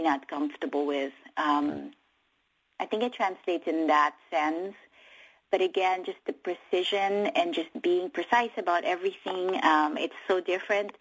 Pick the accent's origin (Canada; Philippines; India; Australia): Philippines; now in United States; the Philippines, obviously my home country